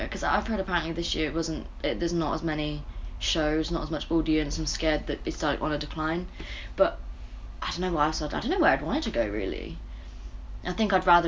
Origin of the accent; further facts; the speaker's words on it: Bristol, South West England, United Kingdom; I'm from Bristol